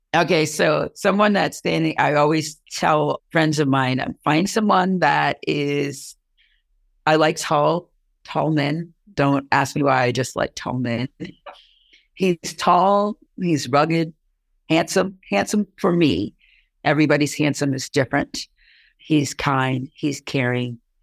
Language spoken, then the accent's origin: English; Long Island, New York, United States; moved away as an adult; now in Plattsburgh, United States; I'm originally from Long Island. So I moved up here 35 years ago